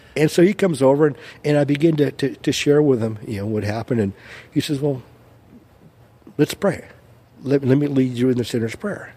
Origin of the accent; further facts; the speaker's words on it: Brea, California, United States; also born or lived in Orange, California / Placentia, California; I grew up in Brea.